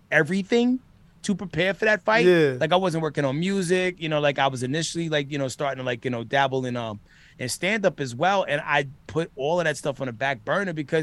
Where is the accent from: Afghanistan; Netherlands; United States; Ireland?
United States; New York City, New York; moved away; also born or lived in Minnesota; I grew up in the Bronx